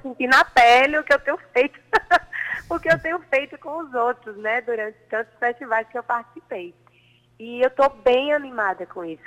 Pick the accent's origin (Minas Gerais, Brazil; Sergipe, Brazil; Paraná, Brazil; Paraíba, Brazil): Paraíba, Brazil; Patos; eu sou natural de Patos